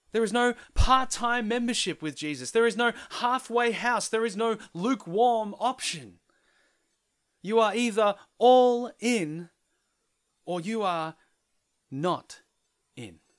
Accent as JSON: {"language": "English", "country": "Philippines", "said": "a penny pinching Filipino"}